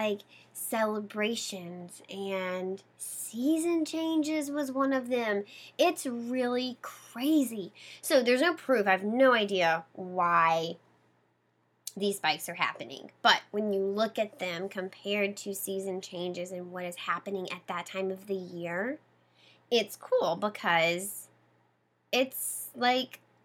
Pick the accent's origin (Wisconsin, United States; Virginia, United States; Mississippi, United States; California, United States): Mississippi, United States; now in Boston, United States; I grew up in Mississippi, very close to the coast, the shoreline of Mississippi, down in the bay